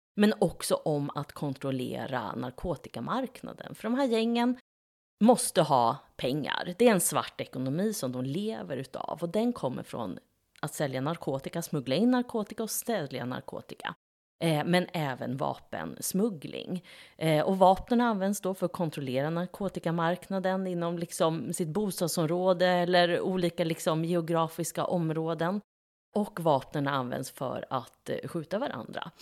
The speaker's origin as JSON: {"language": "Swedish", "town": "Norrköping", "region": "Östergötland", "country": "Sweden", "said": "i Navesta och Hageby, där jag kommer ifrån"}